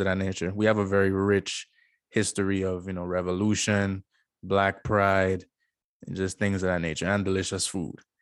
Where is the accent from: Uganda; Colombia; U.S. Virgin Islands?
U.S. Virgin Islands; born and raised Saint Croix, U S Virgin Islands